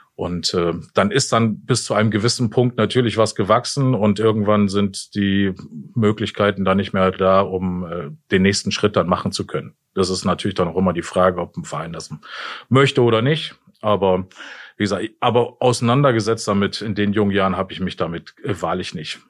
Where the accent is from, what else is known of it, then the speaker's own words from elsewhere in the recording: Jena, Thuringia, Germany; moved away; also born or lived in Osnabrück / Hasbergen; Groß geworden bin ich ja in Thüringen, in Jena